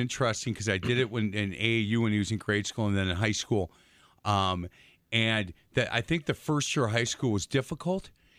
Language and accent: English; Milwaukee, Wisconsin, United States; Because we're from Milwaukee, big fan.